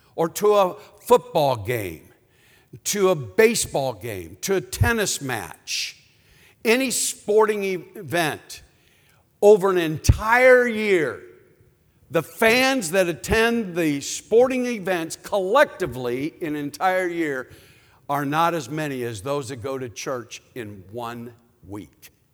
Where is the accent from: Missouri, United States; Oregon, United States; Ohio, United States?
Ohio, United States; Cleveland; I'm from Cleveland, Ohio